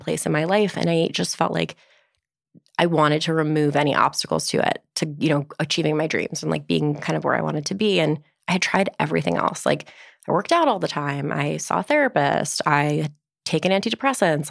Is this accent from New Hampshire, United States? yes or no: no; Livingston, New Jersey, United States; also born or lived in New York; now in Brooklyn, United States; Northern New Jersey, Livingston